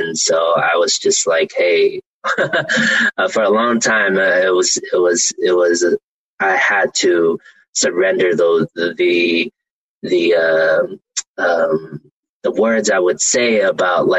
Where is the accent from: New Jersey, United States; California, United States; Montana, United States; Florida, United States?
California, United States; Oakland; I grew up in East Oakland